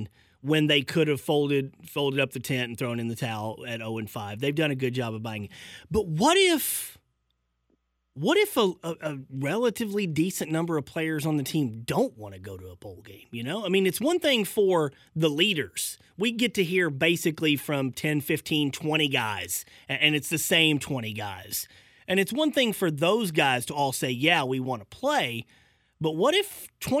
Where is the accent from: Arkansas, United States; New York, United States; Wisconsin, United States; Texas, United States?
Arkansas, United States; moved away; I'm from Arkansas